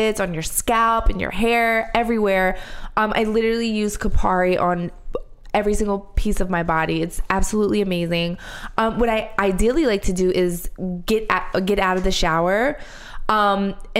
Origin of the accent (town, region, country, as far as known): Philadelphia, Pennsylvania, United States; born or raised there; moved away